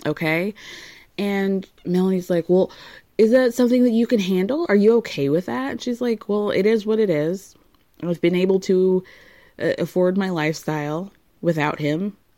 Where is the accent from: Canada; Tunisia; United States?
Tunisia; because I am from Tunisia. He's from Morocco.